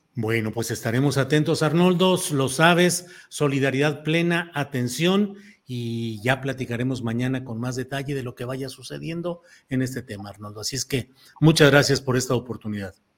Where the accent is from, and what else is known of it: Mexico